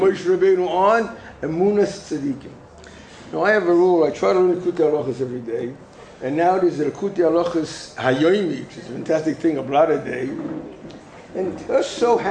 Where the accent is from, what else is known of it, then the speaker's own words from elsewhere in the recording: United States; moved away; as a kid in America, I was growing up in America